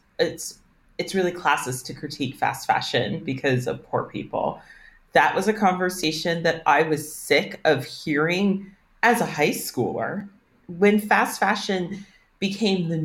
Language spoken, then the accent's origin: English; Northern Virginia, United States; And I'm from Northern Virginia, which is a super affluent area